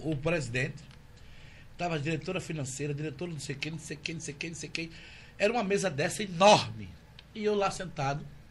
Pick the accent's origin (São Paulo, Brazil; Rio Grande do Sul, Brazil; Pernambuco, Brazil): Pernambuco, Brazil; Recife; also born or lived in Jaboatão dos Guararapes / Germany; hoje eu tenho 42 anos e nasci em Recife.